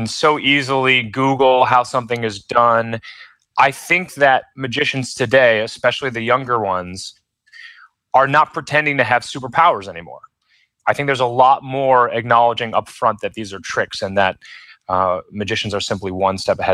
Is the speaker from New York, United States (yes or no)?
yes; Rochester, New York, United States; I'm from Rochester, New York